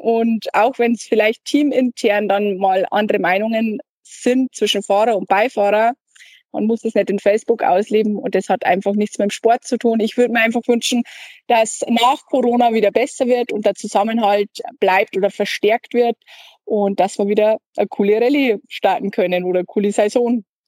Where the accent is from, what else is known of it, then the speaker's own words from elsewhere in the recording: Germany; bei uns in Deutschland